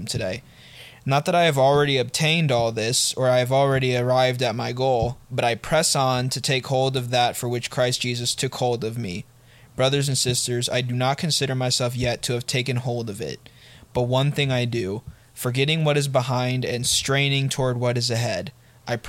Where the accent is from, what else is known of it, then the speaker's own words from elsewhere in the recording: United States; We are American